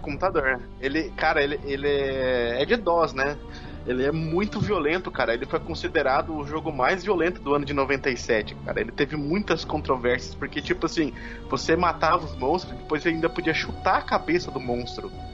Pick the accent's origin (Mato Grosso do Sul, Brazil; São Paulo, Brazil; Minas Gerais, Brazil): Mato Grosso do Sul, Brazil; interior of; eu sou do interior aqui do Mato Grosso do Sul